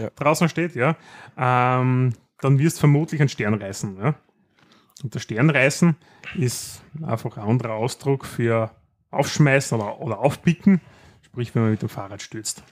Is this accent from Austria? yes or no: yes; Austria; bei uns in Österreich